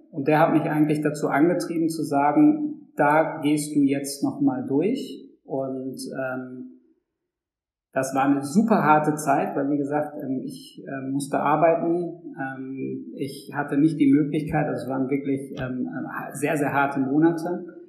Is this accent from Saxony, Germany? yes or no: no; Dortmund, North Rhine-Westphalia, Germany; als Dortmunder Jung